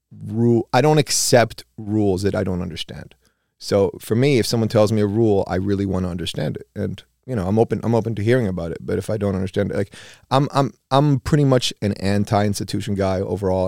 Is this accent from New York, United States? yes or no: yes; New York, United States; born or raised there; also born or lived in Uruguay